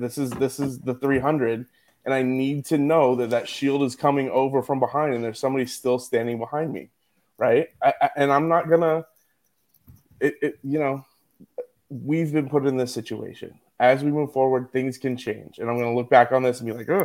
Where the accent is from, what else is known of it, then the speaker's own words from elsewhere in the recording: Philadelphia, Pennsylvania, United States; now in San Diego, United States; I'm from Philly.